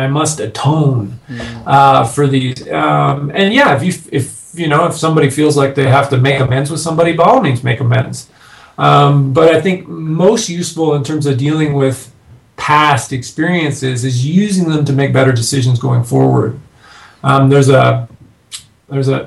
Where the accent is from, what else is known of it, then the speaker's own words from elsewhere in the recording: Canada; now in United States; I'm a Canadian living in the States now.